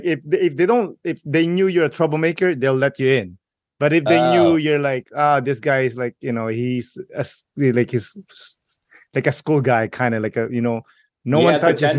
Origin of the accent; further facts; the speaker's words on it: Philippines; I grew up in the Philippines, and I grew up, unfortunately, grew up in like a, you know, a rough neighborhood too.